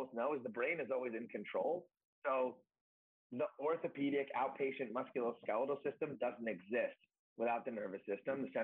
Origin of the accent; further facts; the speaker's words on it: New York, United States; moved away as an adult; also born or lived in Connecticut / Dallas, Texas; now in New Jersey, United States; I'm from New York, but I moved to Jersey